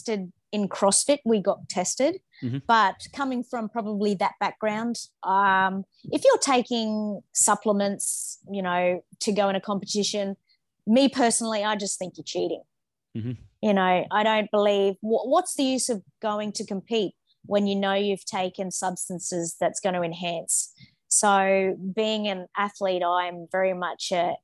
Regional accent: Manly, New South Wales, Australia; I was born in Manly

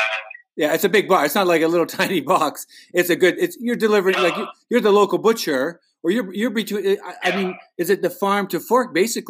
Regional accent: Calgary, Alberta, Canada; I'm from Calgary, but I'm an urban. You know, going back way back, I've never lived on a farm, but you know, that's my roots.

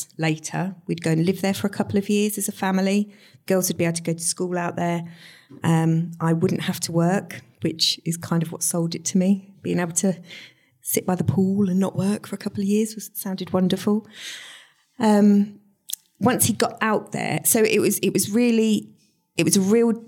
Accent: Stowmarket, East of England, United Kingdom; moved away as an adult; also born or lived in Peterborough; I was born in Stowmarket, grew up in Stowmarket, went to school here

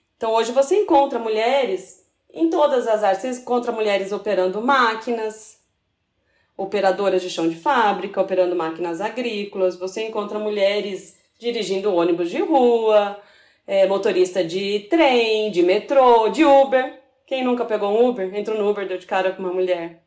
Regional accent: São Paulo, Brazil; moved away as an adult; now in Três Corações, Brazil; eu sou de São Paulo, capital

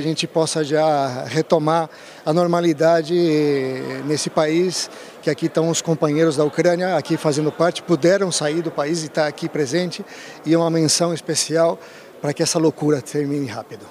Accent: Rio Claro, São Paulo, Brazil; moved away as an adult; also born or lived in Rio de Janeiro; now in Europe; Eu sou espanhol de Rio Claro, Rio Claro, São Paulo.

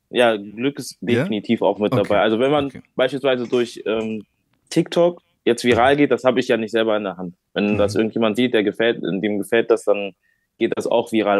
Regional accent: Bonn, North Rhine-Westphalia, Germany; also born or lived in Rheinbach; ich bin hier geboren, also in Bonn bin ich äh, geboren, bin auch hier okay. aufgewachsen

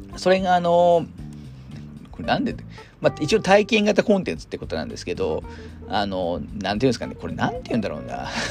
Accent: Hamamatsu, Shizuoka, Japan; 私地元が浜松なんですけど

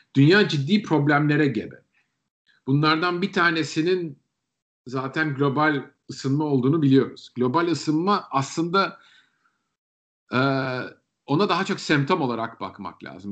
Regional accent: Turkey; moved away

